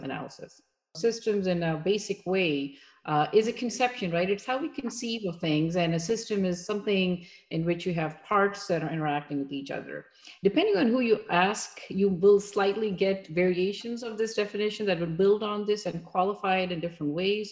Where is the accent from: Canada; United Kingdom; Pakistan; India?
Pakistan; moved away as an adult; also born or lived in Massachusetts, United States; now in United States; I'm originally from Pakistan, and that's where I grew up, had my early education, and then I came here